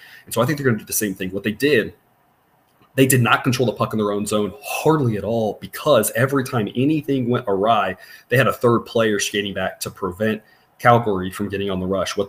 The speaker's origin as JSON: {"language": "English", "town": "Corpus Christi", "region": "Texas", "country": "United States", "tie": "born or raised there", "said": "I grew up in Corpus Christi. You know, I grew up tracking hurricanes. I know hurricane lingo."}